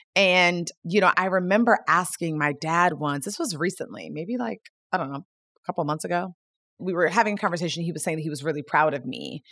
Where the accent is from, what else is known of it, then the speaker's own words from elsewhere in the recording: Gaithersburg, Maryland, United States; I grew up in the Washington, D C metropolitan area in a town called Gaithersburg, Maryland